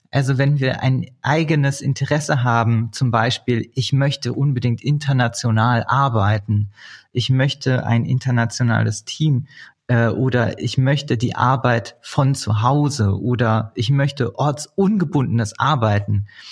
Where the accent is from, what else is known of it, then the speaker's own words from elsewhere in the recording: Berlin, Germany; gebürtige Berliner